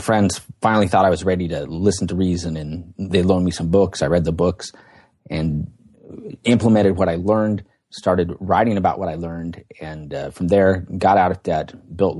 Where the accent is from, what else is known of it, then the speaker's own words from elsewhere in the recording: Portland, Oregon, United States; I was born and raised out here near Portland, Oregon. That's where I live now.